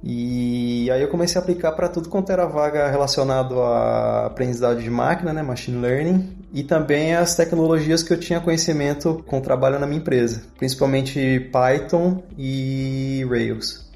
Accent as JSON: {"language": "Portuguese", "town": "Campinas", "region": "São Paulo", "country": "Brazil", "moved": "as an adult", "lives_now": "Italy", "said": "Eu sou de Campinas e quando eu estava no, na oitava série, eu decidi prestar um vestibulinho para o Colégio Técnico da Unicamp"}